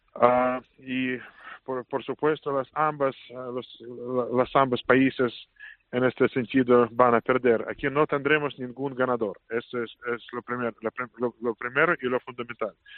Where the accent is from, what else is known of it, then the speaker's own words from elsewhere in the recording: Saint Petersburg, Russia; Spanish is a second language; moved away as an adult; now in Madrid, Spain; San Petersburgo es mi ciudad natal